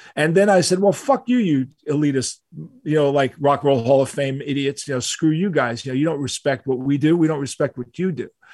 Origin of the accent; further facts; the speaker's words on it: New York City, New York, United States; we're from New York. You know, all, all of us were born in New York City. I was born in Manhattan